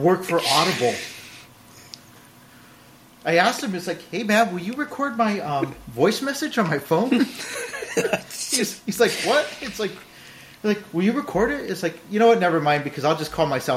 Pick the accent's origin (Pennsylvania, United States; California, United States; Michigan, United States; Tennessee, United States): California, United States; I'm from California